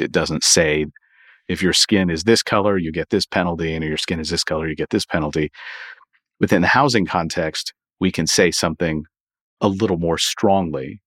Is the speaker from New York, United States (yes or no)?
no; Louisville, Kentucky, United States; Louisville, uh, my hometown